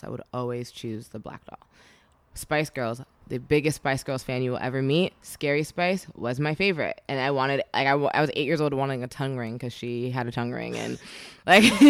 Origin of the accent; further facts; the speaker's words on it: suburban New Jersey, United States; we grew up in New Jersey, so suburban New Jersey